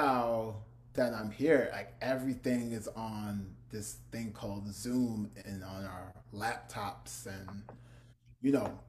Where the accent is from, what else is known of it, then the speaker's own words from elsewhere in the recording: Newark, New Jersey, United States; people thought that I lived in Brooklyn, and I was like, nah, I'm from Jersey. I'm from Newark.